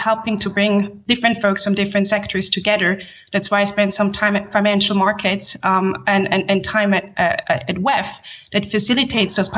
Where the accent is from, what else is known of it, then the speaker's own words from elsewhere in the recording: Switzerland; also born or lived in Haiti / Geneva, Switzerland; I grew up in Switzerland and studied international relations here in Geneva, where I'm based